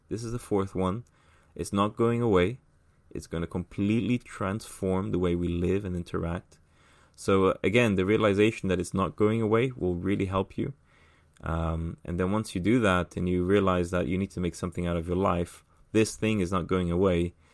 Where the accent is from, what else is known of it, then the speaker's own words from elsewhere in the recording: São Paulo, Brazil; born there; also born or lived in England / United States / Middle East / Ireland; so I was born in Brazil, in São Paulo. Um, I lived. I've lived in the states. I've lived in England for most of my life.